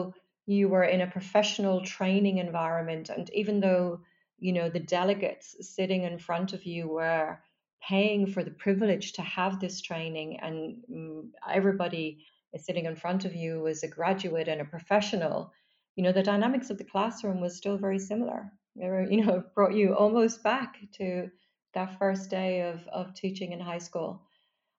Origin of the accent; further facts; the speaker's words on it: Dublin, Leinster, Ireland; I grew up in Dublin